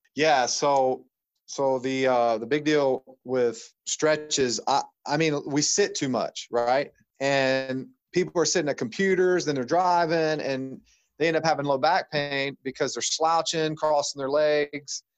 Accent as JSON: {"language": "English", "region": "Ohio", "country": "United States", "tie": "born or raised there", "said": "I come from Ohio, which is a, you know, medically mindset state"}